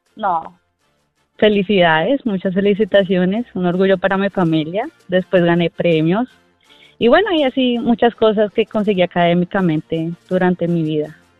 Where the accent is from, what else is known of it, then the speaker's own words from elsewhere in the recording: Colombia; moved away as an adult; now in Houston, United States; Soy de Colombia.